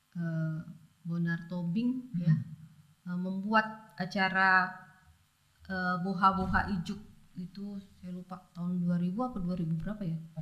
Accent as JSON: {"language": "Indonesian", "town": "Pontianak", "region": "West Kalimantan", "country": "Indonesia", "tie": "born or raised there", "moved": "yes", "said": "di kampung ya. Di Pontianak dulu masa saya masih kecil tahun 80-an"}